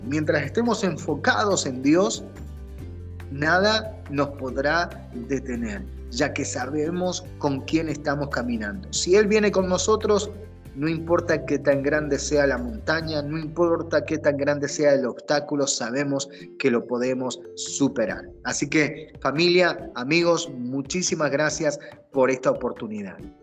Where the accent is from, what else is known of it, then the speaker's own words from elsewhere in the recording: Argentina; moved away as an adult; now in United States; como decimos en Argentina